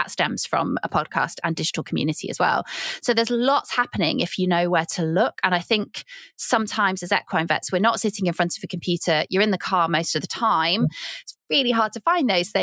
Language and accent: English; Cheshire, North West England, United Kingdom; moved away; also born or lived in Yorkshire; I'm from Cheshire and I'm from a really big dairy area